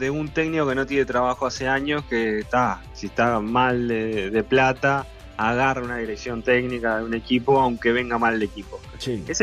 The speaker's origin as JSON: {"language": "Spanish", "region": "Maldonado", "country": "Uruguay", "said": "En definitiva, soy de Maldonado."}